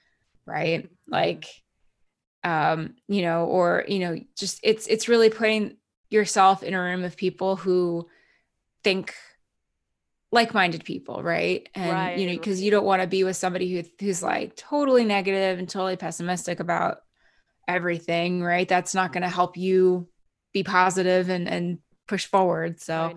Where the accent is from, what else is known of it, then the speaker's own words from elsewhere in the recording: Canada; now in United States; Cause I'm actually Canadian too. I've been here for many, many years, but I'm going through the renewal of my green card.